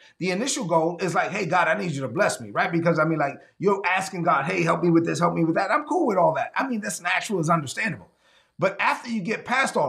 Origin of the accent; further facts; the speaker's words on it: New York City, New York, United States; I'm from Brooklyn, man.